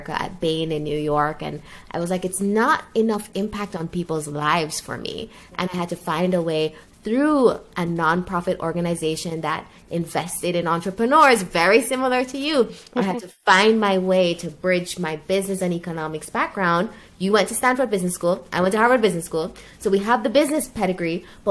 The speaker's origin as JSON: {"language": "English", "country": "Jamaica", "tie": "born or raised there", "moved": "as an adult", "said": "I grew up in Jamaica from 1 to 17, or 0 to 17, 0 to 18."}